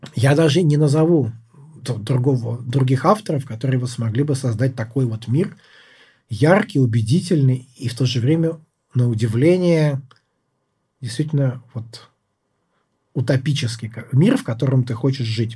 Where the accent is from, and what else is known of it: Russia; now in United States